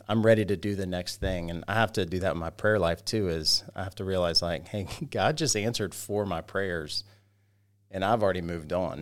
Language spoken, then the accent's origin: English; Roswell, Georgia, United States; also born or lived in Carrollton, Georgia / Sugar Hill, Georgia / Monroe, Georgia; I grew up in Roswell, Georgia